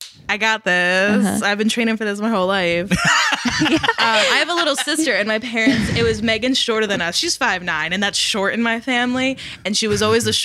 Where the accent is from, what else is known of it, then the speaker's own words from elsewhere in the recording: New Jersey, United States; moved away as an adult; now in Northeastern Pennsylvania, United States; I'm not from around here. I'm from New Jersey